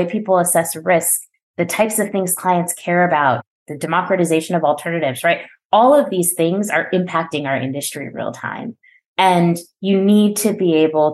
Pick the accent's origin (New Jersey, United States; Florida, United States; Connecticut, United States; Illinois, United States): New Jersey, United States; I am born and raised in New Jersey, which is where I live today